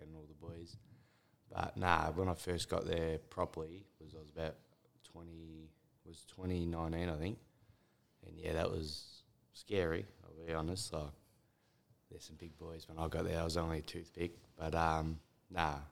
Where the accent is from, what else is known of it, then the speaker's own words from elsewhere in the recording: Melbourne, Victoria, Australia; We grew up in Oak Park